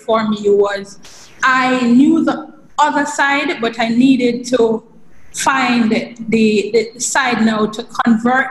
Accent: Jamaica; I'm from Jamaica

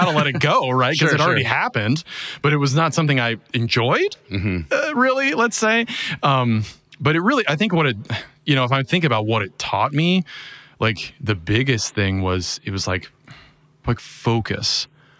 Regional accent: Champaign, Illinois, United States; I grew up in Champaign, Illinois.

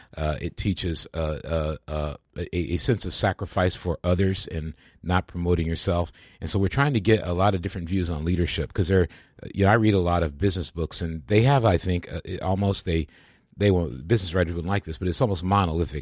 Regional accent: Michigan, United States; moved away; I grew up in Michigan

